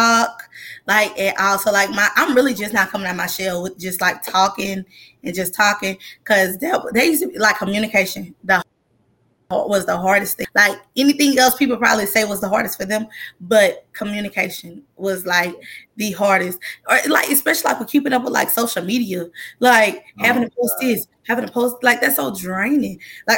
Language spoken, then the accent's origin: English; Campti, Louisiana, United States; I'm from Campy.